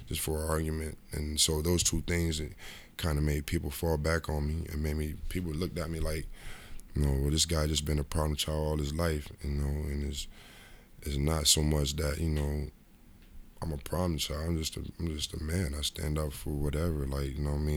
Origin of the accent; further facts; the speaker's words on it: Rochester, New York, United States; moved away; also born or lived in Cincinnati; my hometown, Rochester, New York